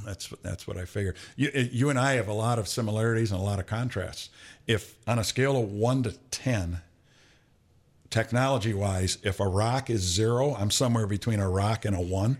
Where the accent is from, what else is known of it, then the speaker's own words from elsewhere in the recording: Flint, Michigan, United States; moved away; I was from, uh, uh, the east side of Flint, Flint Kersley